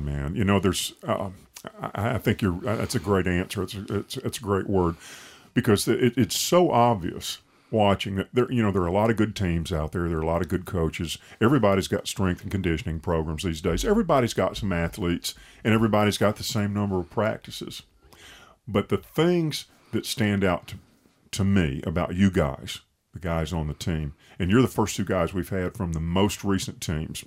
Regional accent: Tuscaloosa, Alabama, United States; I'm from Tuscaloosa

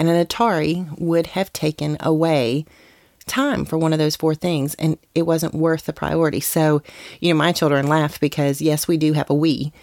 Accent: West Virginia, United States; where I grew up in West Virginia

